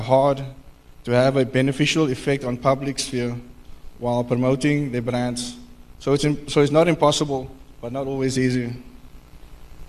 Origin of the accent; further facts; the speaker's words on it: Cape Town, Western Cape, South Africa; I was born and raised on the Cape Flats